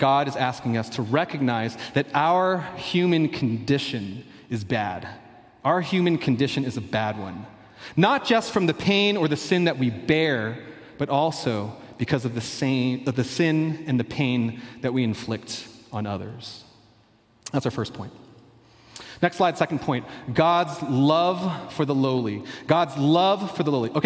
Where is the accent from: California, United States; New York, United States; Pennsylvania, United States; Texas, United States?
Pennsylvania, United States; Philadelphia; moved away; I grew up in Philadelphia